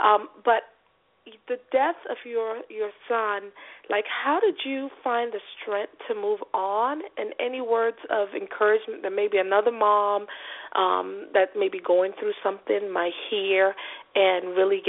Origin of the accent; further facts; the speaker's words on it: the South, United States; I'm from the South.